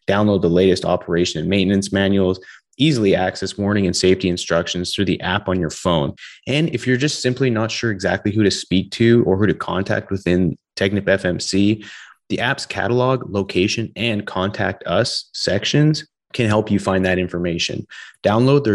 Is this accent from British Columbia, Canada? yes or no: yes; British Columbia, Canada; growing up in British Columbia